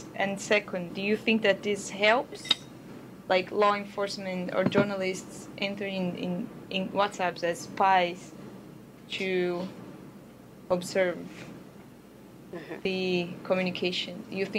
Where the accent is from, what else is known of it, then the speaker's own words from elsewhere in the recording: Brazil; I am from Brazil, as you know.